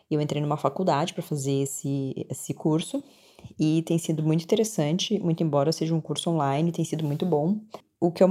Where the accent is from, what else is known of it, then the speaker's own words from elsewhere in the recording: Porto Alegre, Rio Grande do Sul, Brazil; now in Dublin, Ireland; Oi, Laura, tudo bem? … eu sou de Porto Alegre, no Rio Grande do Sul. Moro há três anos e meio na Irlanda, em Dublin.